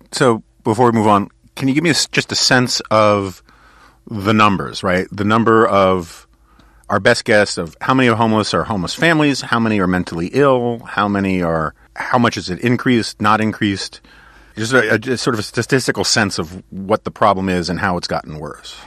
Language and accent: English; New York, United States; I grew up in New York. I was born in nineteen sixty-nine. I grew up on the Upper West Side.